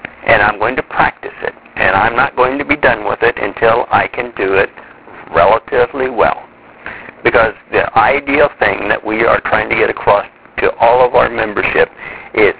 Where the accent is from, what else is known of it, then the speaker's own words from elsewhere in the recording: Midwest, United States; I grew up in the Midwest